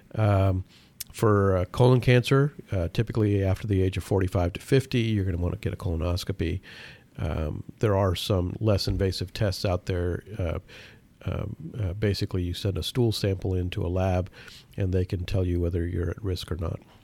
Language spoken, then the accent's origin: English; Pakistan; moved away; I was born in Pakistan